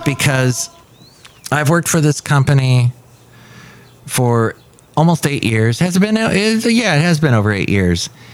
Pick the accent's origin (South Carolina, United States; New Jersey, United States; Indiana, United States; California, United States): California, United States; Southern; now in Bay Area, United States; growing up in Southern California